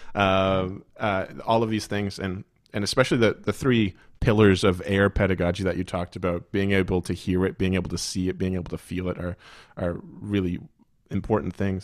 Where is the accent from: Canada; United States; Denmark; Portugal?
Canada; the Maritimes; growing up in the Maritimes